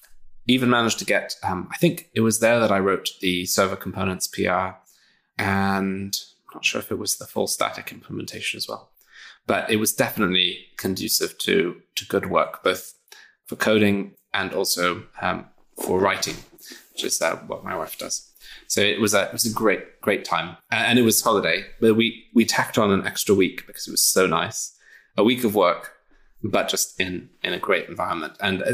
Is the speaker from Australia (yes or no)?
no; England, United Kingdom; Absolutely. I mean, I am also British, but yes.